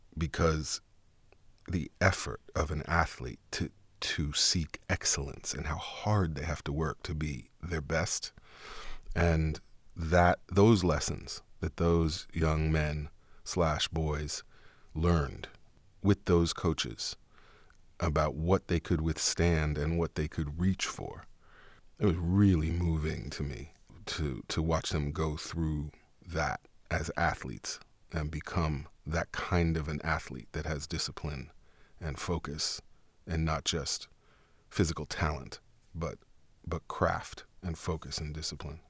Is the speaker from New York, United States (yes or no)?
yes; New York City, New York, United States; accent: Harlem; I'm from New York